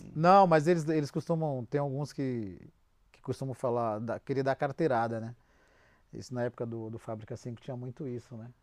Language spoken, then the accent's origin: Portuguese; Brazil; a gente, como é brasileiro